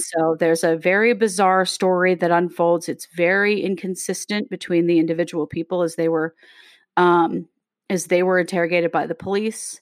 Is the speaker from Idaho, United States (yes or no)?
yes; Rexburg, Idaho, United States; Katie and I grew up in Rexburg, Idaho.